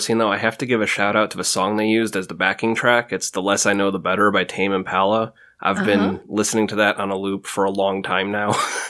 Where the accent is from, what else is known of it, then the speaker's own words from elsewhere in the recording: Illinois, United States; born there; now in New York State, United States; I was born in the Midwest outside of Chicago, and then moved out to New York State, where I've been ever since.